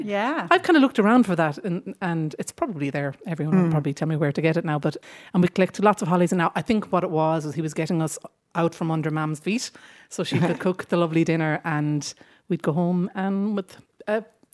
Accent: Clonmel, Munster, Ireland; I'm from Clonmel, and it's very beautiful and full of forestry around and mountains and lakes.

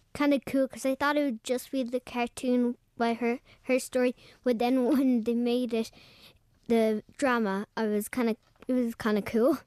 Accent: Mallow, Munster, Ireland; I'm from Drumahan in Mallow in Cork.

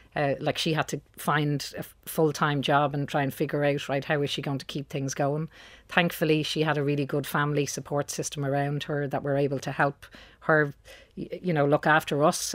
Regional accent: Dublin, Leinster, Ireland; I'm from Dublin. Uh, I grew up in Beaumont.

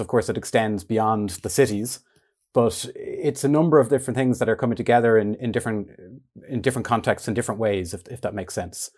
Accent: Dún Laoghaire, Leinster, Ireland; I grew up in Dunleary, um, in kind of the centre of the town

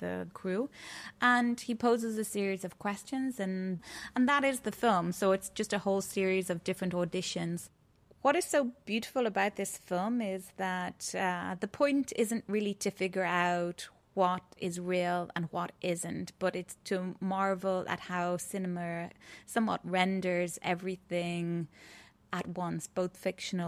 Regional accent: Ireland; also born or lived in Athens, Greece / Wicklow; I'm a Irish visual artist and filmmaker, currently based somewhere between Athens and Greece and Wicklow.

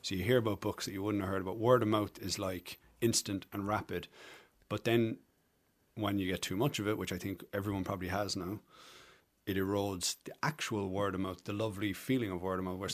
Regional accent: Passage West, Munster, Ireland; born or raised there; accent: Irish; also born or lived in Camberwell, London, England / Galway, Ireland / Cork, Ireland

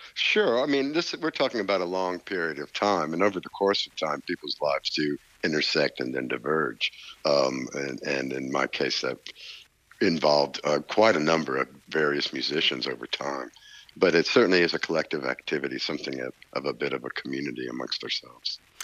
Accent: Nashville, Tennessee, United States; growing up in Nashville, particularly in the 60s and 70s as I was a young man.

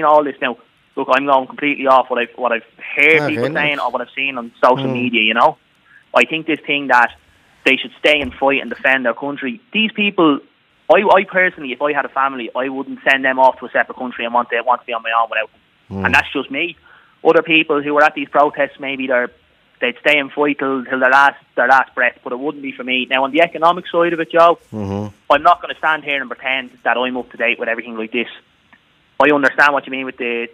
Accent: Lucan, Leinster, Ireland; now in Mullingar, Ireland; I'm originally from Lucan, yeah. I'm living in Mullingar

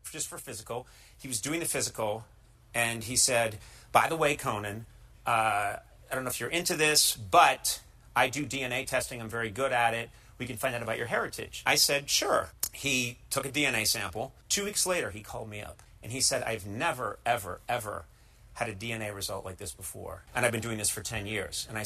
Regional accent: United States; I'm from America.

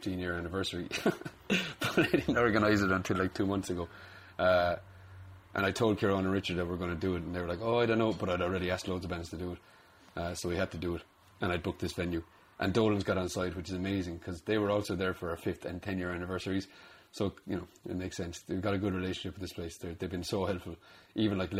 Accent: Limerick, Munster, Ireland; my experience as a Limerick musician is being a musician from Limerick

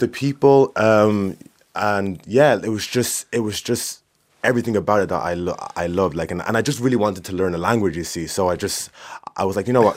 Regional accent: Swords, Leinster, Ireland; I'm from Swords.

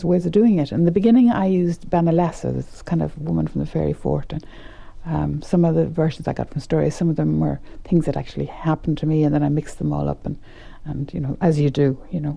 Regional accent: West Kerry, Munster, Ireland; moved away; also born or lived in Dublin; When I came to Dublin from West Kerry

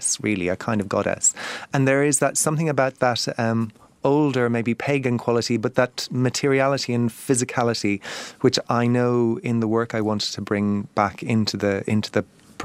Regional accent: Ring, Munster, Ireland; I grew up in the Ringgeltacht

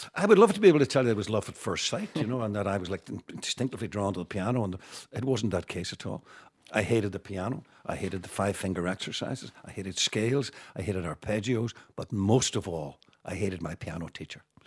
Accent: Derry, Northern Ireland, United Kingdom; also born or lived in Belfast; growing up in Derry

